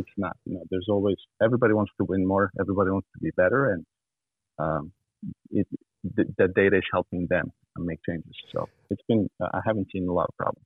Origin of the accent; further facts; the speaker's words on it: Montenegro; moved away; I grew up in Montenegro, which is southeast